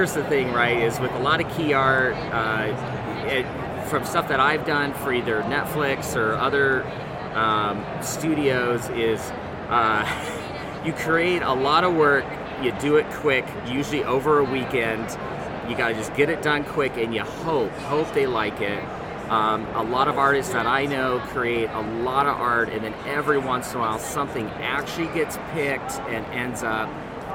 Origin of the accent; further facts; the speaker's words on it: Seattle, Washington, United States; I'm from Seattle area